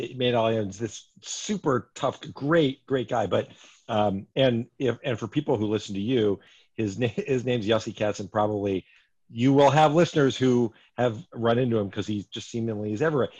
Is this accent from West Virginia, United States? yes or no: no; Bethlehem, Pennsylvania, United States; I grew up in Northeast Pennsylvania, Bethlehem.